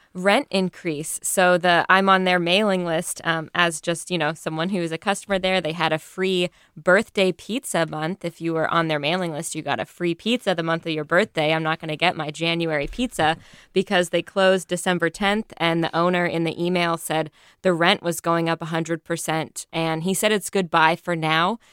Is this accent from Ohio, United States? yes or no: no; Texas, United States; also born or lived in Durham, North Carolina; now in North Carolina, United States; I'm from Texas originally, and my mom went to Texas A&M